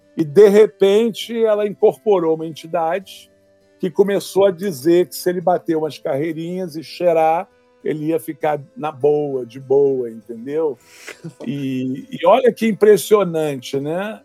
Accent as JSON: {"language": "Portuguese", "region": "Rio de Janeiro", "country": "Brazil", "tie": "born or raised there", "also_born_or_lived": "California", "said": "Eu fui criado no Rio de Janeiro, no bairro do Flamengo"}